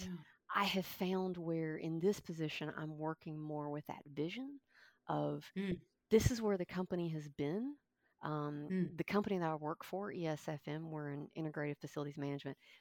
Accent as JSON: {"language": "English", "region": "Kentucky", "country": "United States", "tie": "born or raised there", "moved": "yes", "lives_now": "Thomasville, United States", "said": "I grew up in Kentucky"}